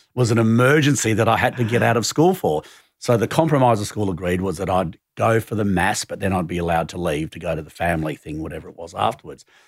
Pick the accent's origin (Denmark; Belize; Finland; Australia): Australia; Sydney, New South Wales; moved away as an adult; also born or lived in Hong Kong / London; growing up in Glebe was, you know, I had a pretty lefty kind of socially active family.